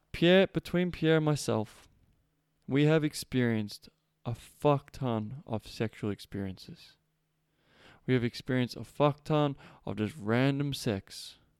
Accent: Melbourne, Victoria, Australia; moved away as an adult; I was born and raised in Melbourne.

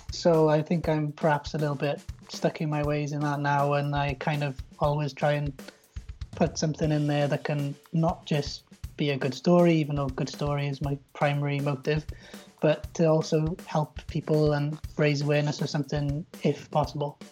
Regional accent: South Wales, United Kingdom; I come from uh, South Wales

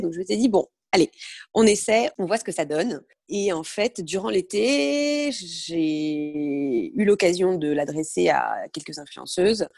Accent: Brittany, France; moved away as an adult; also born or lived in Paris; j'ai grandi en Bretagne, j'ai passé mon bac, bac S en Bretagne.

